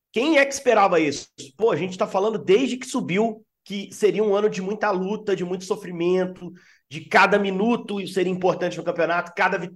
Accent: Minas Gerais, Brazil; A gente é mineiro

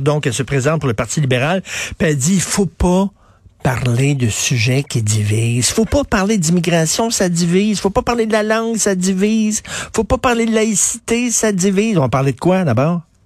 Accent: Quebec, Canada; first language French; ici, au Québec, je suis chez nous. Puis chez nous, on me parle ma langue à moi.

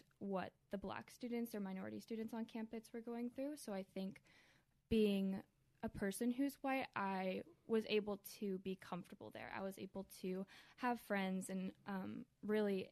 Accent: Columbia, Maryland, United States; I grew up here in Columbia, Maryland, to a Christian home

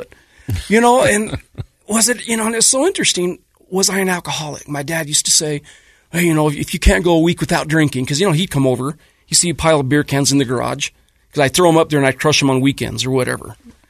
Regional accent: South Ogden, Utah, United States; I grew up in South Ogden, Bonneville High graduate.

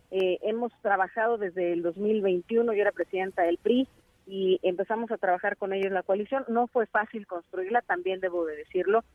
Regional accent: State of Mexico, Mexico; Somos más mexiquenses que priistas, que panistas o que perrevistas

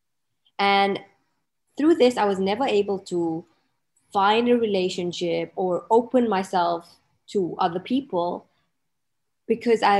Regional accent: Malawi; now in Dubai, United Arab Emirates; I'm based in Dubai, but I'm actually originally from a little country in Africa called Malawi

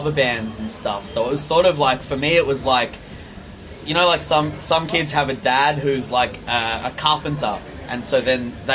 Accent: Victoria, Australia; because you know punk and hardcore and metal was ultimately the reason that I learnt to kind of leave my hometown and you know explore other places

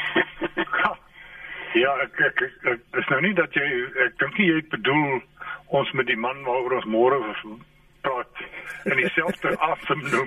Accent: South Africa

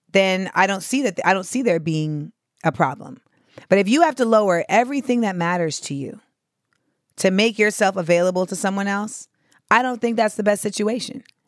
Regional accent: Florida, United States; moved away as an adult; I'm from Florida

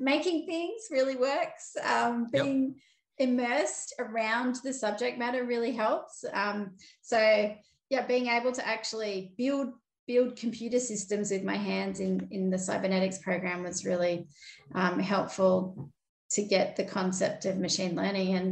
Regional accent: Sydney, New South Wales, Australia; I'm a Cabrigal Darug woman and I grew up in Sydney. So I grew up on the outskirts of a place called Warunga, kind of near Hornsby

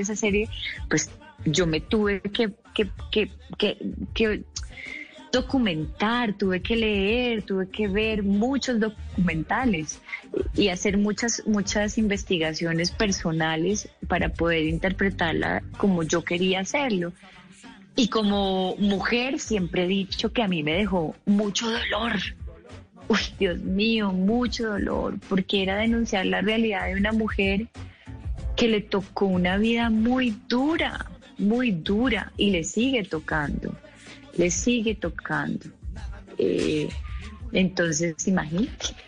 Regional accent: Colombia; como colombiana

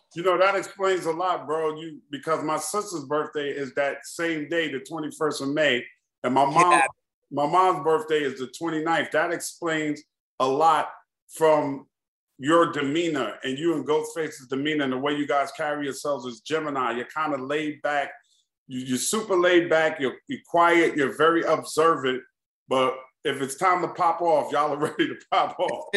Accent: New York City, New York, United States; I'm from Queens, but Queensbridge, Jamaica Queens and Queensbridge is like two totally different worlds

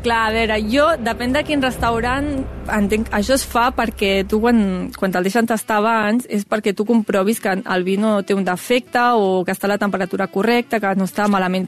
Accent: Granollers, Catalonia, Spain; jo sóc de Granollers, Granollers forma part de la Déu Alella

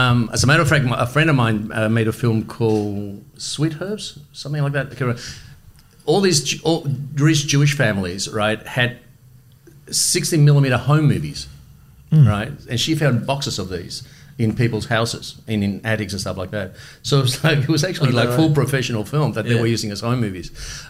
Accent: Melbourne, Victoria, Australia; English is a second language; also born or lived in Düsseldorf, Germany / Madrid, Spain; So we come to Australia. We moved to Carlton, to Logan Street. I grew up in Logan Street in an amazing neighbourhood.

